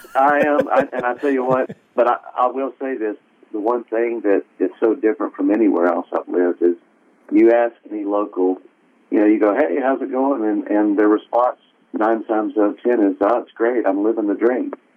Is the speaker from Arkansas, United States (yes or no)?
yes; Conway, Arkansas, United States; moved away as an adult; also born or lived in Fayetteville, Arkansas / Farmington, Arkansas; now in Florida, United States; I was born up in Fayetteville, and we lived right outside in Farmington for a little bit, and then eventually moved down to Conway right. in Central Arkansas